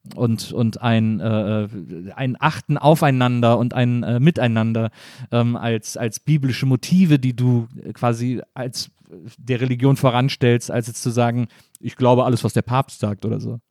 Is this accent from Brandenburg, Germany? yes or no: no; Cologne area, North Rhine-Westphalia, Germany; moved away as an adult; now in Berlin, Germany; Ich komme aus Köln, also ich bin im Kölner Umland aufgewachsen